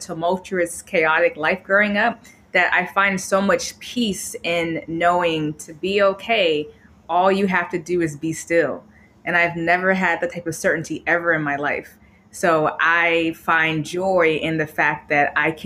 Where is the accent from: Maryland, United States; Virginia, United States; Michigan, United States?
Virginia, United States; Chesapeake; also born or lived in Atlanta / Chicago; now in Bay Area, United States; I grew up in Chesapeake, Virginia